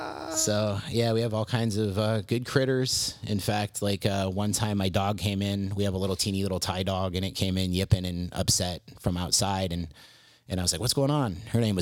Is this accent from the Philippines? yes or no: yes; southern Philippines, Philippines; And so I grew up in the Philippines, in the jungles of the southern Philippines, which explains a lot about me, I think.